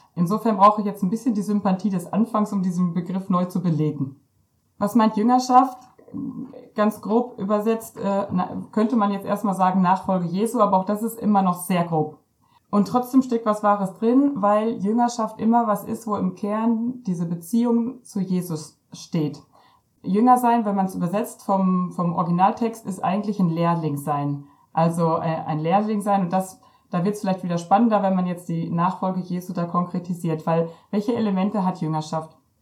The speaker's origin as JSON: {"language": "German", "area": "Ostwestfalen-Lippe", "region": "North Rhine-Westphalia", "country": "Germany", "said": "ich komme aus Ostwestfalen-Lippe"}